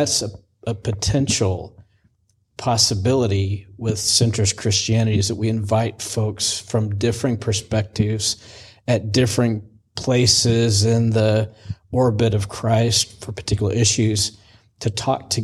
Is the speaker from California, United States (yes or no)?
no; Missouri, United States; moved away; also born or lived in Virginia; I grew up in Missouri, moved to Virginia